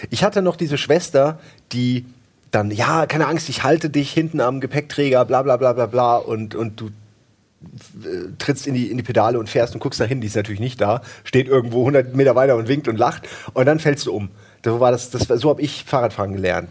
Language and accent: German; Wächtersbach, Hesse, Germany; in dem ersten Kaff, wo ich groß geworden bin, in, in, nee, in Wächtersbach war